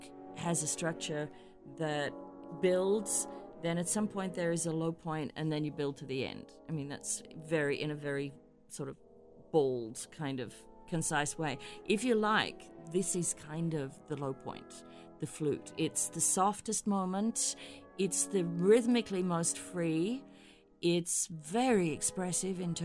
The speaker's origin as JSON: {"language": "English", "country": "Australia", "also_born_or_lived": "Hamburg, Germany", "moved": "as an adult", "said": "as an Australian"}